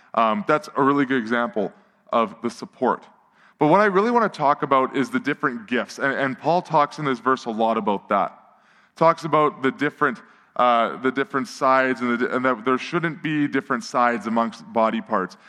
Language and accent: English; Edmonton, Alberta, Canada; I grew up in Millwoods, which was honestly designed by a crazy person with a spirograph